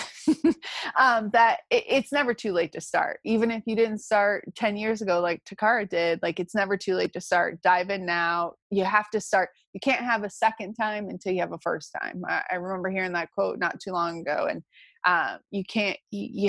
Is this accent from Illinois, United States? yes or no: yes; Chicago, Illinois, United States; moved away; I'm originally from Chicago